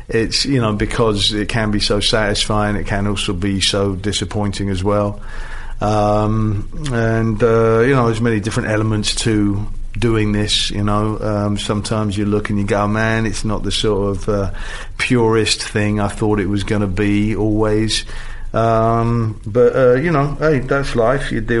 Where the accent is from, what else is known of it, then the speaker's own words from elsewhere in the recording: England, United Kingdom; as an Englishman